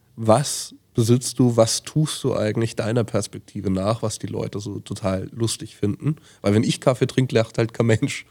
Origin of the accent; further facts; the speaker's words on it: Franconia, Bavaria, Germany; moved away; aus meiner Heimat so ein bisschen geflohen bin. Ich wohne dann nicht mehr in Franken